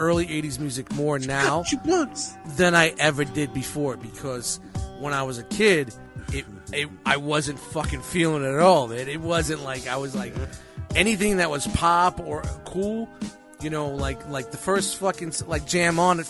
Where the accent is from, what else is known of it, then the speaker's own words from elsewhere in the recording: New York City, New York, United States; I grew up in Canarsie, like back when it was all mobbed up